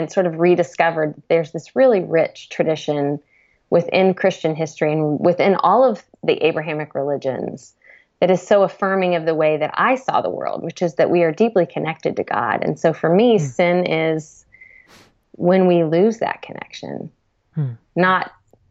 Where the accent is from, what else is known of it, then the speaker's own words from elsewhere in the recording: United States; me as an American